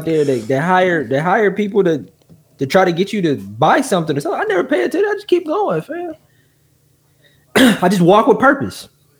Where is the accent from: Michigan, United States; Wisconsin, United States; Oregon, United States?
Wisconsin, United States; Milwaukee; also born or lived in Minnesota; I'm from Milwaukee.